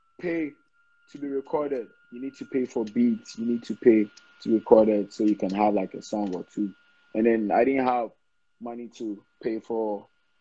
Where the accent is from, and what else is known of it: Ghana